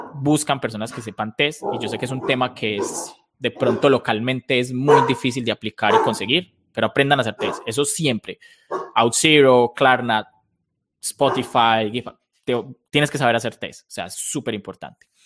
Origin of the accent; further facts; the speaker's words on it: Colombia; soy, soy colombiano de toda la vida